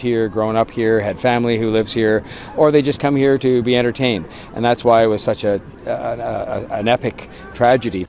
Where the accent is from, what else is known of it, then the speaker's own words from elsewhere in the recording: Okanagan, British Columbia, Canada; also born or lived in Lower Mainland, British Columbia; now in Northern Ontario, Canada; I'm originally from the Lower Mainland, grew up in the Okanagan, and now live in Northern Ontario.